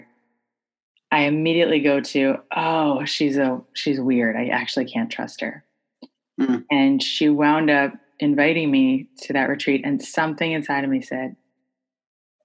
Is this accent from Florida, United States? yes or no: yes; Florida, United States; I grew up in Florida